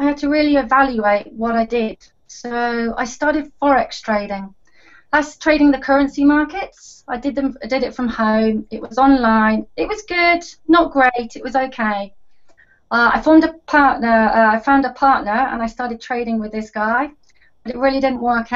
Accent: Oxford, South East England, United Kingdom; moved away as an adult; now in Dubai, United Arab Emirates; I'm originally from Oxford back in the UK, but I've been living in Dubai for about 13 years

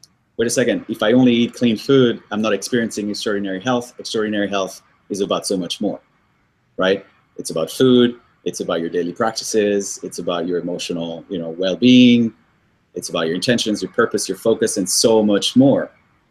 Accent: Paris, Île-de-France, France; also born or lived in Colombia / Brazil / Tokyo / New York; now in United States; I'm Colombian, but I grew up in Paris.

